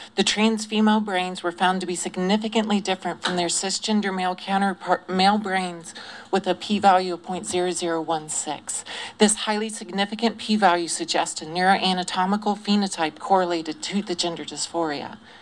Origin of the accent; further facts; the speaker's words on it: Greenville, South Carolina, United States; I grew up in Greenville, South Carolina, in a very unaccepting family